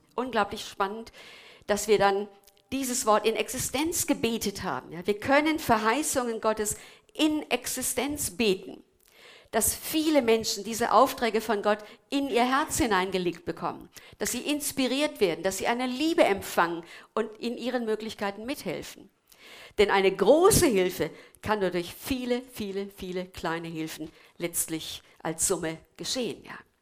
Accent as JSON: {"language": "German", "country": "Germany", "said": "wir als Deutsche"}